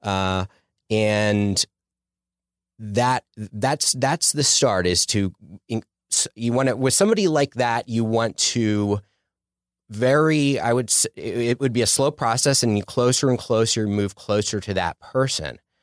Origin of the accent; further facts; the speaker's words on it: Philadelphia, Pennsylvania, United States; moved away as an adult; also born or lived in Sherman Oaks, Los Angeles; now in Los Angeles, United States; I'm originally from Philadelphia, Philly suburbs